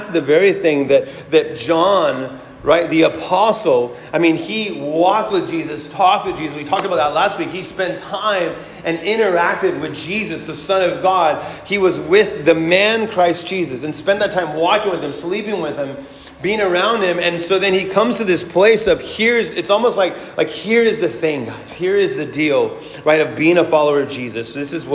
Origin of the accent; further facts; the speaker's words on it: United States; we as American citizens